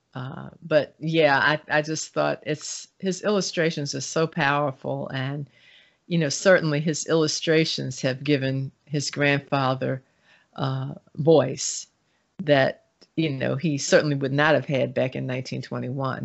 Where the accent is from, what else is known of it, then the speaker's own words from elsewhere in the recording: Baltimore, Maryland, United States; growing up in Baltimore in the nineteen sixties and nineteen seventies